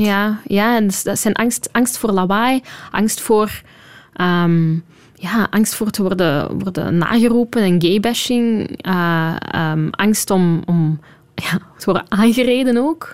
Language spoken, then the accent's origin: Dutch; Flanders, Belgium; moved away as an adult; now in Brussels, Belgium; als Vlaming